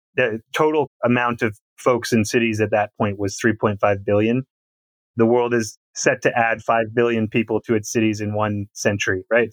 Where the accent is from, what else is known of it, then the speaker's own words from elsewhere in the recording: Canada; I'm from Canada